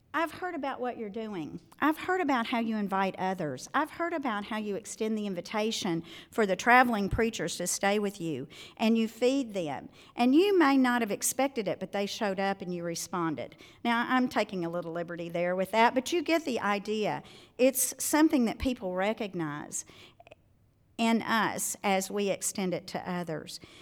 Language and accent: English; Arkansas, United States; moved away; I'm originally from Arkansas. For those of you who have never heard me speak before, this is the way I speak